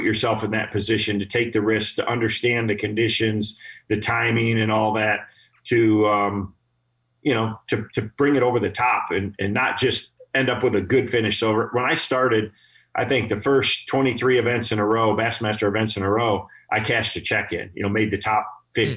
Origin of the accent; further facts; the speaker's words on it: Michigan, United States; I grew up here in Michigan